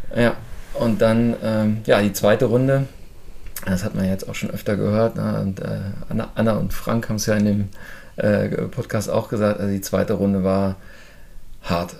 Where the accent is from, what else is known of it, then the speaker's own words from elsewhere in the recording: Burgdorf, Lower Saxony, Germany; Ich komme aus der Nähe von Hannover, aus Burgdorf